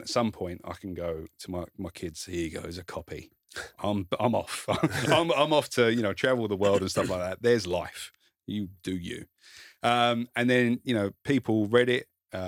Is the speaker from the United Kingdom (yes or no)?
yes; South East England, United Kingdom; Kent. So this explains it all. Near Dartford.